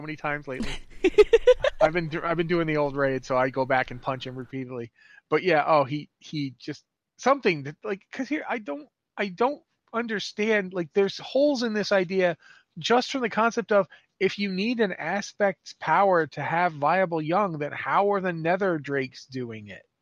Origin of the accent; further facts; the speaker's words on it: United States; moved away as an adult; now in Canada; I am from the United States originally